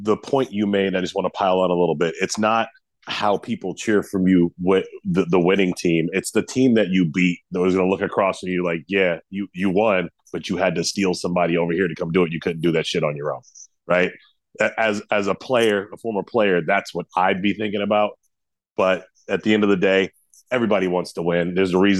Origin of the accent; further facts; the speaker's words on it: Boston, Massachusetts, United States; accent: Boston; I'm from Boston.